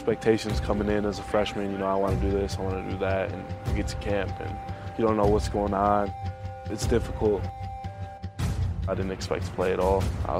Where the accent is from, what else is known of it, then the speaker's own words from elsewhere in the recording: Fond du Lac, Wisconsin, United States; I'm originally from Fond du Lac in high school.